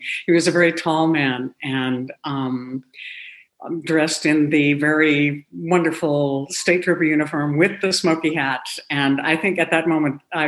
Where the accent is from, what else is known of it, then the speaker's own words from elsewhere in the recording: Seldovia, Alaska, United States; I was born in Alaska. I've lived there all my life